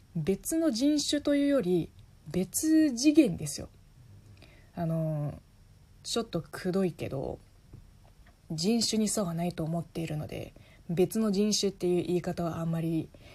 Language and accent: Japanese; China; Japanese is a second language; moved away as an adult; now in Japan; 中国生まれ中国育ち在日3年目の中国人